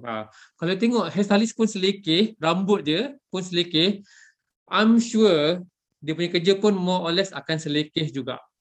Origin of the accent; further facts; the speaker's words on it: Malaysia; sebagai rakyat Malaysia